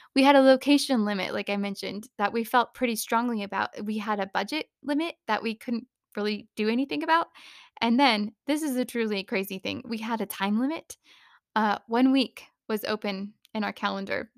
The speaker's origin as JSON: {"language": "English", "town": "Phoenix", "region": "Arizona", "country": "United States", "tie": "born or raised there", "also_born_or_lived": "California", "moved": "yes", "lives_now": "Reno, United States", "said": "I grew up in Phoenix, which is regularly in the triple digits for days on end"}